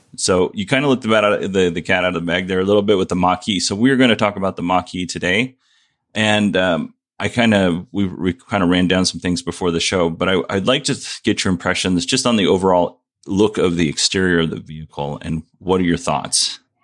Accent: Kenai Peninsula, Alaska, United States; moved away; I grew up on the Kenai Peninsula, which includes Nikiski, Soldotna, Kenai

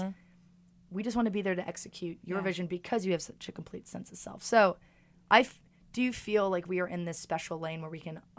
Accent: New York City, New York, United States; I got no beef with LA. I'm just a New Yorker.

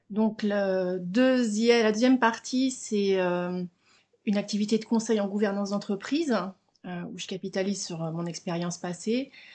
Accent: Haute-Savoie, Auvergne-Rhône-Alpes, France; moved away as an adult; also born or lived in Oxford / Madrid / Paris; now in Melbourne, Australia; je suis originaire de Haute-Savoie à mi-chemin entre euh, Genève et Chamonix. Euh, j'ai quitté la Haute-Savoie à 18 ans

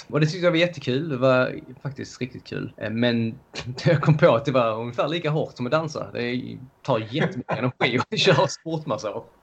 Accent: Löddeköpinge, Skåne, Sweden; moved away as an adult; also born or lived in Malmö; now in London, United Kingdom; som ni hör så är jag född i, i Sverige, i Skåne i, utanför Lund kan man säga, Löddeköpinge, eller ännu mindre eh, ett ställe som är mindre än Löddeköpinge. Liten

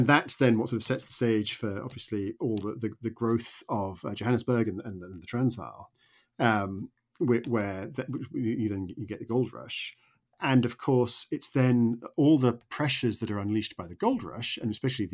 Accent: suburban town north of New York, United States; now in United Kingdom; I grew up in America and I lived for 10 years in a sort of suburban town just north of New York

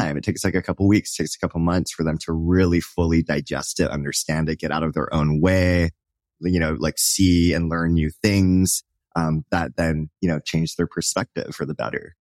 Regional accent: Hawaii, United States; I grew up in Hawaii

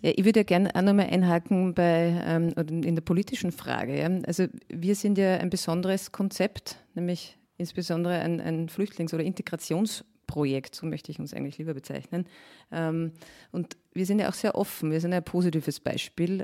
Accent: Mühlviertel, Upper Austria, Austria; now in Vienna, Austria; Ich stamme ja ursprünglich aus Oberösterreich, ähm, aus einem kleinen Ort im Müllviertel

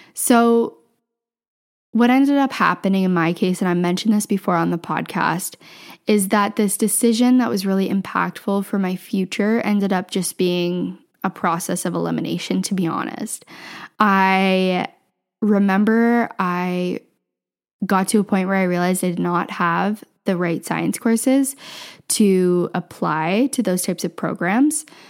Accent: Southwestern Ontario, Canada; also born or lived in Ottawa; I grew up in Southwestern Ontario

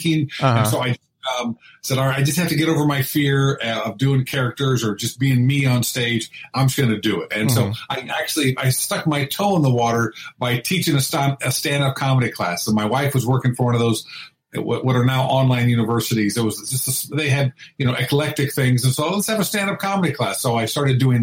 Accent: Indianapolis, Indiana, United States; also born or lived in New Castle, Indiana; now in Los Angeles, United States; I'm a Midwest boy, so I'm a Hoosier, born in Newcastle, Indiana, raised in Indianapolis

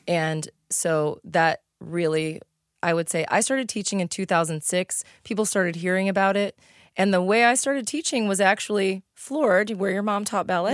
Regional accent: East St. Louis, Illinois, United States; also born or lived in Washington Park, Illinois; I grew up in East Saint Louis. I went to s, grade school in Washington Park.

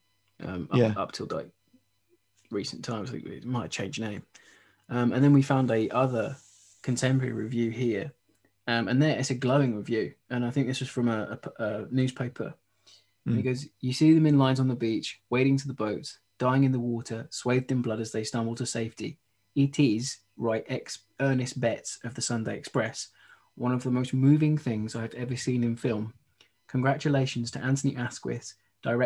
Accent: near Croydon, London, United Kingdom; I grew up near Croydon and I went to a few shows there

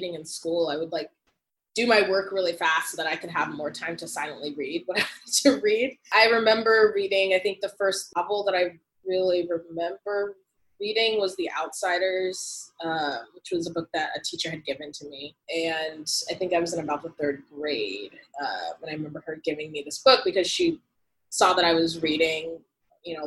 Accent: United States; experiencing myself as an American

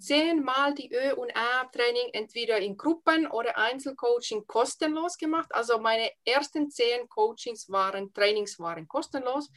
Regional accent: Finland; accent: Finnish accent; first language Finnish; German is a second language; moved away as an adult; now in Germany; Ich habe einen Dialekt, ich schwätze ein bisschen Schwäbisch. Ich habe einen Akzent aus Finnland

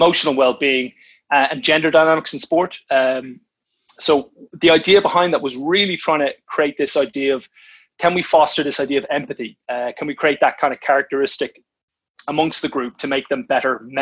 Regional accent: Ireland; now in England, United Kingdom; I'm an Irishman

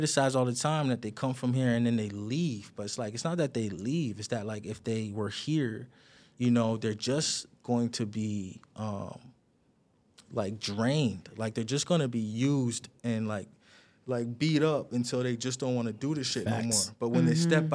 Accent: Toronto, Ontario, Canada; I'm an artist from Toronto

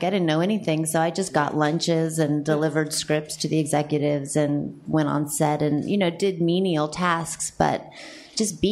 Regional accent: Santa Monica, California, United States; I grew up in Santa Monica, California

